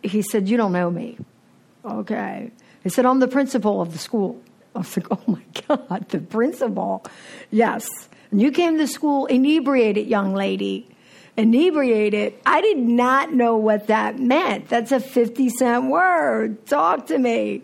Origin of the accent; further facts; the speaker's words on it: Philadelphia, Pennsylvania, United States; moved away; I'm from Philadelphia originally, and I grew up in an alcoholic household